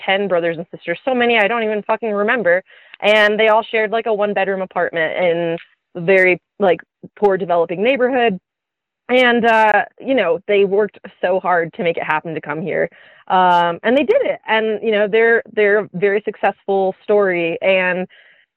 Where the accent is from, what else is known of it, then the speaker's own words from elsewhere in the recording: a suburb of Detroit, Michigan, United States; moved away; I'm from a suburb